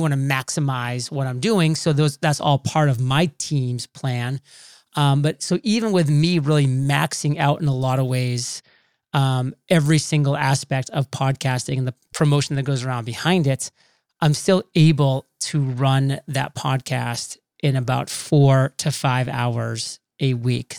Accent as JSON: {"language": "English", "region": "Maine", "country": "United States", "tie": "born or raised there", "also_born_or_lived": "Rhode Island", "moved": "as an adult", "said": "I'm a boy from Maine, very small town, so I grew up kind of in that nice little homegrown environment"}